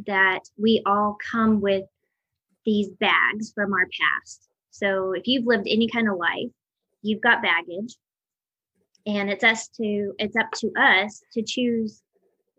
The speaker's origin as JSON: {"language": "English", "region": "New Mexico", "country": "United States", "tie": "born or raised there", "also_born_or_lived": "Tallahassee, Florida", "moved": "yes", "said": "I grew up in New Mexico. I grew up actually on an Indian reservation."}